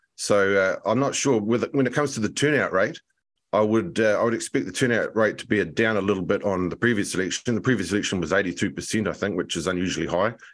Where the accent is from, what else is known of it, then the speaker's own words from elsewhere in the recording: Nelson, New Zealand; also born or lived in Christchurch / Sweden; I grew up in Nelson. I was born in Nelson